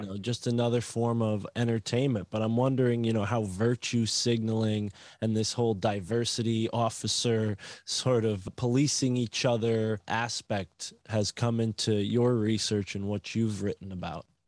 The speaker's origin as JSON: {"language": "English", "region": "Connecticut", "country": "United States", "tie": "born or raised there", "said": "growing up in Connecticut"}